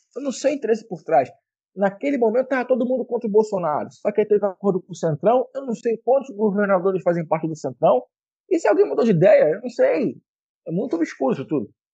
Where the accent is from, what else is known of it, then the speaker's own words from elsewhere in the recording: Rio de Janeiro, Brazil; como carioca